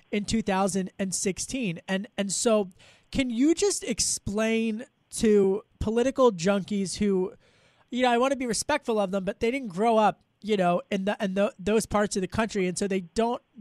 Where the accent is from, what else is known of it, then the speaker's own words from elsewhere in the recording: outside of Philadelphia, Pennsylvania, United States; where I grew up outside of Philadelphia